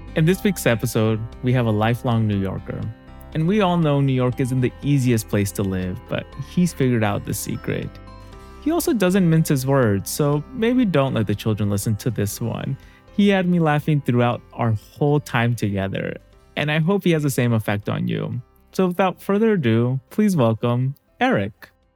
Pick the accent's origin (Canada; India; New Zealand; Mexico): Mexico; I'm Mexican